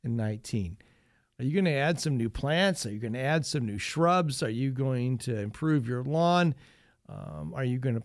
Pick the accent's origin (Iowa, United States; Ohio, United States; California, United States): Ohio, United States; Northwest; I grew up in Northwest Ohio, a real strong family.